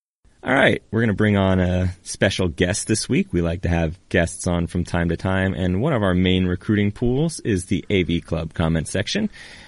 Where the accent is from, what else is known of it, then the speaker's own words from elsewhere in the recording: United States; I am American.